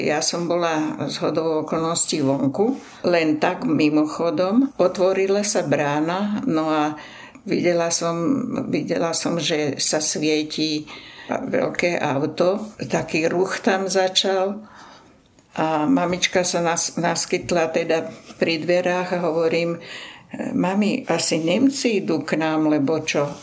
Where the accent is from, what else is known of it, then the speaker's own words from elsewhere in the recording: Stará Turá, Trenčín Region, Slovakia; teda u nás na Starej Turej